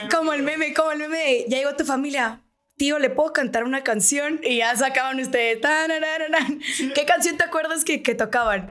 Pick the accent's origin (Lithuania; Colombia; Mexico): Mexico; Sonora; moved away as an adult; now in Mexico City, Mexico; somos sonorenses